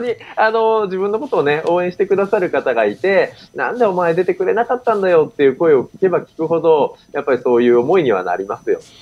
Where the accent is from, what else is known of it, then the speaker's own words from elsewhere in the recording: Tokyo, Japan; 私自身あの、東京で生まれ育って、この東京という都市に非常に愛着がある